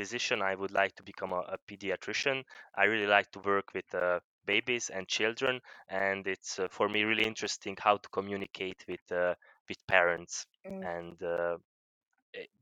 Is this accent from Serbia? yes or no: yes; Vojvodina, Serbia; I'm from Serbia. Actually, I'm not from Hungary, so I'm from Vojvodina. Mm. But I'm still by nationality I'm Hungarian